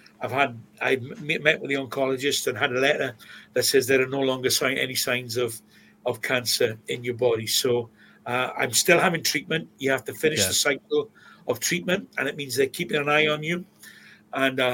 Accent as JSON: {"language": "English", "town": "Swansea", "region": "Wales", "country": "United Kingdom", "tie": "born or raised there", "said": "I grew up in Plas Mall"}